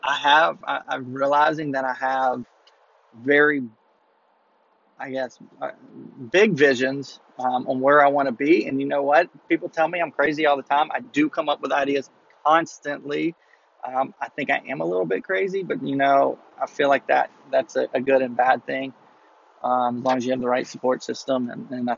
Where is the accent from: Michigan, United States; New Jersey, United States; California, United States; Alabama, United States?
Alabama, United States; Mobile; I'm from Mobile, Alabama.